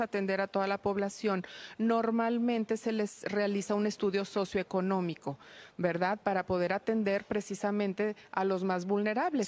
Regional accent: Torreón, Coahuila, Mexico; soy originaria de Torreón

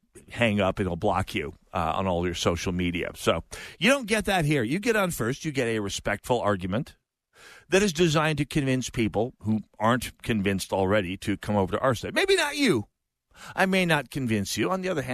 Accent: North Dakota, United States; now in Minnesota, United States; I'm from North Dakota

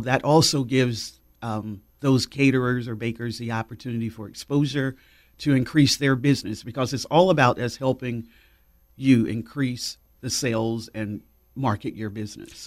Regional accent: Winston-Salem, North Carolina, United States; moved away; I am originally born and raised in Winston-Salem.

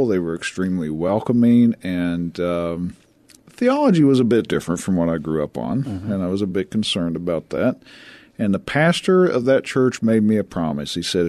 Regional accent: Tennessee, United States; now in San Antonio, United States; I am a born and bred Tennessee hillbilly.

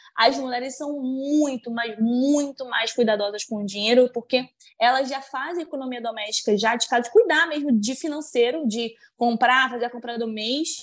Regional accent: interior of Bahia, Brazil; sou do interior da Bahia

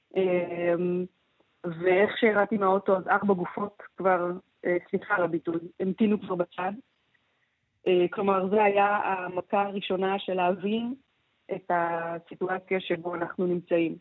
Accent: Israel

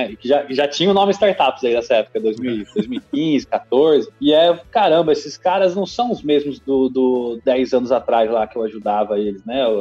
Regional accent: Lins, São Paulo, Brazil; eu sou de Lins, uma cidadezinha no interior de São Paulo, Lins. e fui fazer economia em Londrina

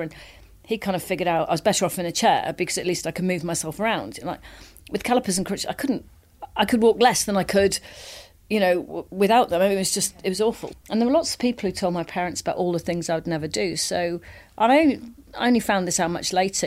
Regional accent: Wales, United Kingdom; I grew up in Wales

